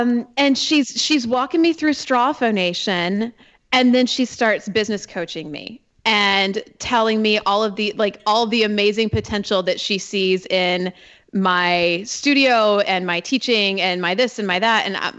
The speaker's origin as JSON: {"language": "English", "region": "Georgia", "country": "United States", "said": "and I'm from Georgia, so I'm not the most direct person."}